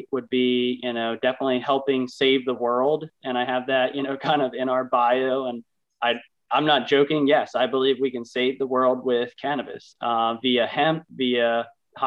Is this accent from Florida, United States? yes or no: no; Lancaster County, Pennsylvania, United States; I was born and raised here in Lancaster County.